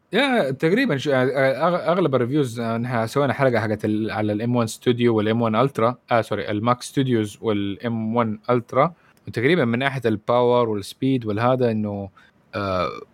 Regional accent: Saudi Arabia; عندنا في السعوديه

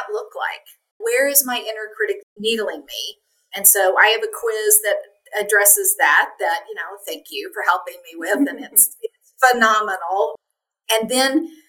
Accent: Appalachia, Eastern Kentucky, United States; I grew up in Appalachia in Eastern Kentucky

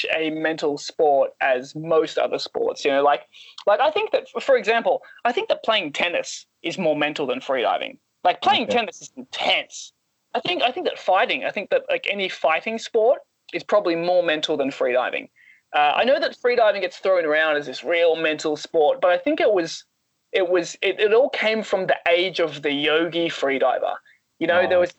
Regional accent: Australia; being Australian

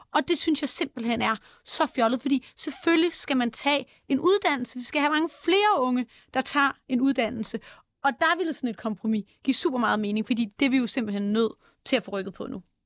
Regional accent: Denmark; jeg er født i Danmark

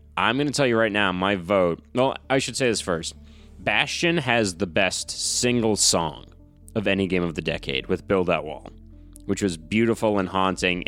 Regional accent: New England, United States; growing up in New England

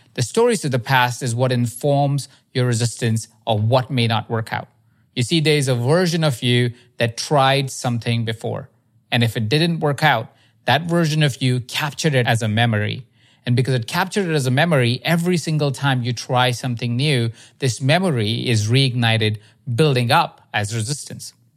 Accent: India; I grew up in India

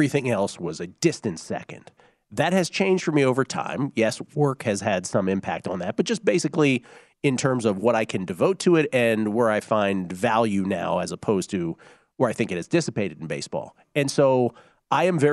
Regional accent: United States; we're American sports fans. We all grew up loving the major sports

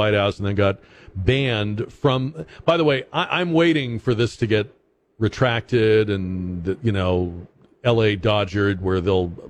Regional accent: Massachusetts, United States; moved away as an adult; I'm from Massachusetts.

